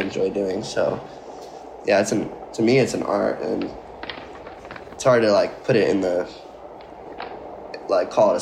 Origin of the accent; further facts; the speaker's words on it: San Diego, California, United States; I'm from San Diego, California